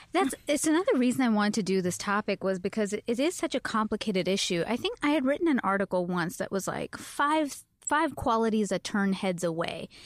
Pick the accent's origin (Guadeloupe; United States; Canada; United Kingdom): Canada; moved away; I am Canadian.